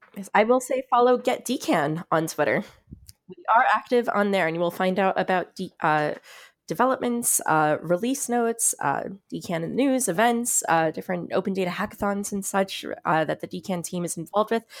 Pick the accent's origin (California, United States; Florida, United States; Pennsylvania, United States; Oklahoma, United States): Florida, United States; South; now in New York City, United States; I grew up in South Florida, just north of Miami